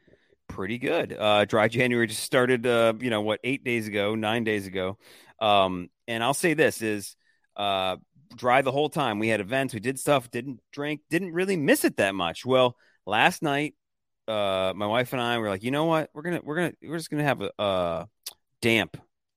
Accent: Detroit, Michigan, United States; Yeah, I don't know if I've ever told you that before, but I am. I was born in Detroit.

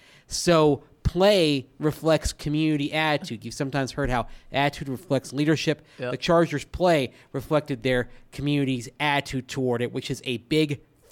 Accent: Sierra Vista, Arizona, United States; It's pronounced Fort Huachuca, gents. I grew up in Sierra Vista right down the road.

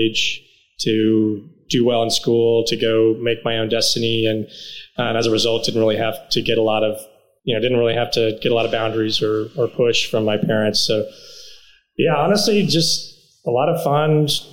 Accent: Dallas, Texas, United States; also born or lived in Houston / New York; I was born in Houston, actually, born and raised Texan, grew up in Dallas. So I moved to Dallas when I was young, went to elementary, middle school, high school there

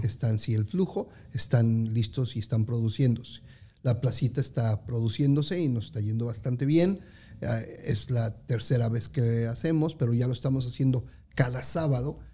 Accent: Mexico; moved away as an adult; los que somos mexicanos

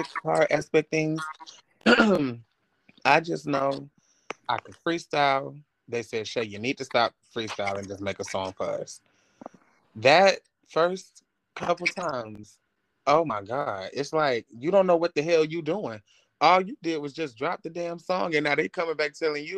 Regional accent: Atlanta, Georgia, United States; I am from Atlanta, Georgia.

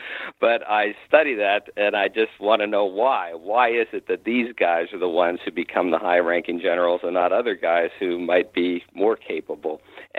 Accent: Ohio, United States; now in Nacogdoches, United States; I am currently a professor of history at Stephen F. Austin State University in Nacogdoches, Texas, but I was born and raised in Ohio.

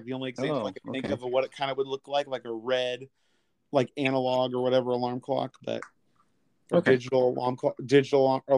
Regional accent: Kansas City, United States; I was born in October of 1985, and if you remember from if you remember from that year, our local sports team, the Kansas City Royals

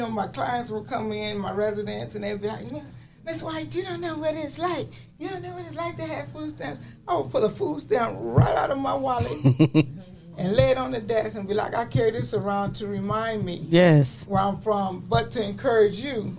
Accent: Toledo, Ohio, United States; born or raised there; moved away

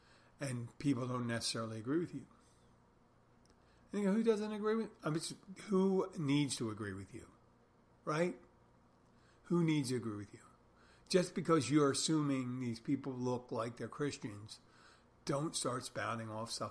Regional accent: Philadelphia, Pennsylvania, United States; now in Key Largo, United States; I'm from Philadelphia

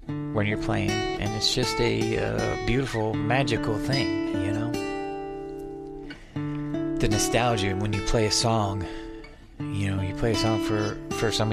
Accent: Adrian, Michigan, United States; moved away as an adult; now in Arizona, United States; that was in Adrian, Michigan, my hometown, at the Adrian Eagles

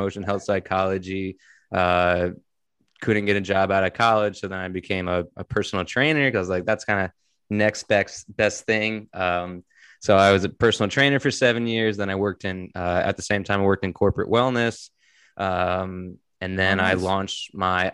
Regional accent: Connecticut, United States; I'm from Connecticut

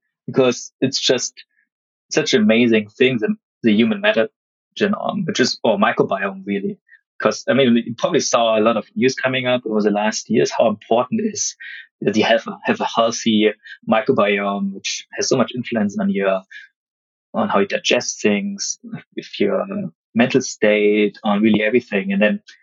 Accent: Germany; moved away as an adult; also born or lived in Vancouver, Canada; I'm originally from Germany

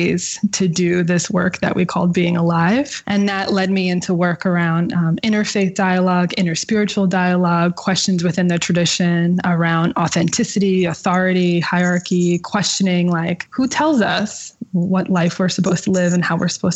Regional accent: outside of New York City, New Jersey, United States; Growing up outside of New York City in New Jersey, with a single mom

